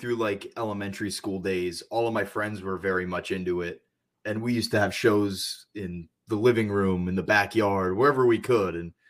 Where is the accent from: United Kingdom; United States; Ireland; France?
United States; Bethlehem, Pennsylvania; Bethlehem, Pennsylvania.